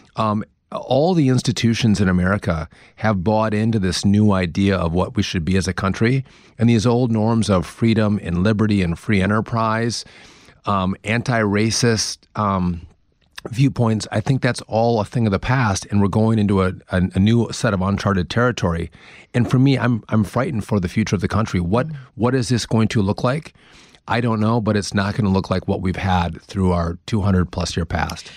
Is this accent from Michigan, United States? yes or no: no; Wisconsin, United States; moved away as an adult; now in New Jersey, United States; I couldn't have had a better setup to run for governor in my home state, which I love